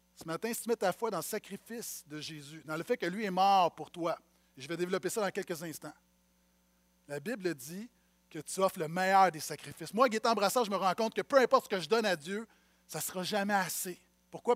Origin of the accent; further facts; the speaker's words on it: Montreal, Quebec, Canada; j'ai grandi à Montréal-Nord